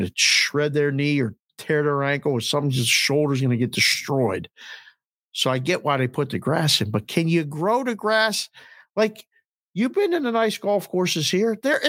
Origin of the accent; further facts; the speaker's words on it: Pittsburgh, Pennsylvania, United States; growing up in Pittsburgh, every field we went to was different.